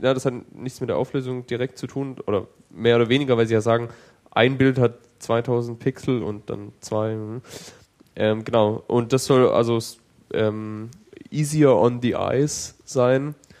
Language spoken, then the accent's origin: German; Germany; als Deutscher